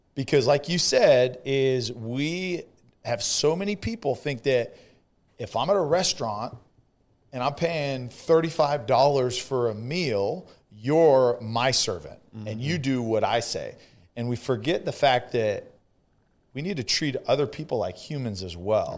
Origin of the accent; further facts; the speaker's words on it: California, United States; now in Texas, United States; I'm from California